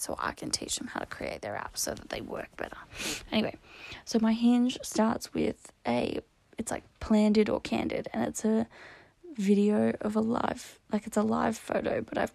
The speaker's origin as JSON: {"language": "English", "town": "Canberra", "region": "Australian Capital Territory", "country": "Australia", "tie": "born or raised there", "said": "my hometown is Canberra because I'm Canberran born and raised"}